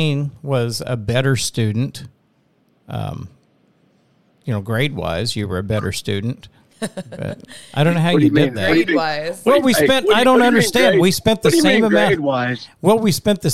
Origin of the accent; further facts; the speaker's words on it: Western Oklahoma, United States; we had an interesting upbringing in Western Oklahoma.